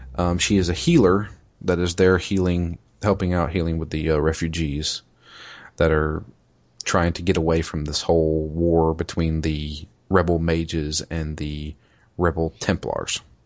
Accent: United States; I'm an American

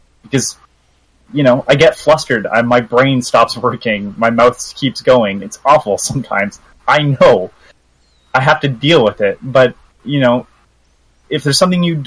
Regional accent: Canada; I'm Canadian

